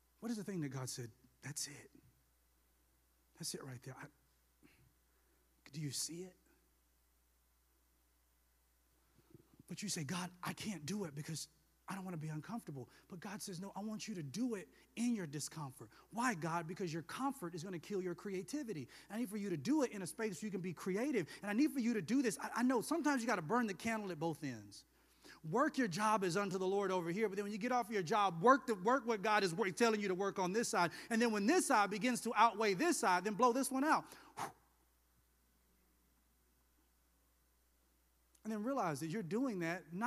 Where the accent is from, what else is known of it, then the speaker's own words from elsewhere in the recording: the South, United States; I'm from the South